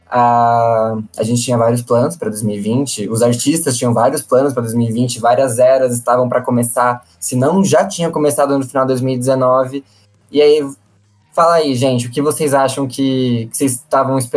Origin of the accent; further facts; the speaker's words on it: Brazil; E aí eu acho que foram essas as grandes perdas que a gente, enquanto brasileiro sofremos